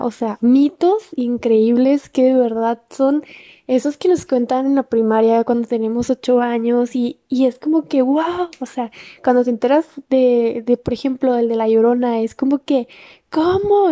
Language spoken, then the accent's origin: Spanish; Mexico; nuestro país